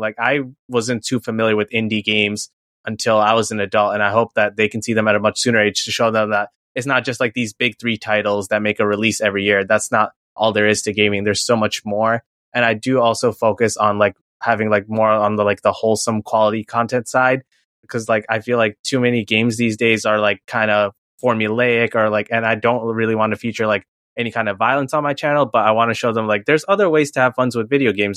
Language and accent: English; New York City, New York, United States; I also grew up in New York City, born and raised in Queens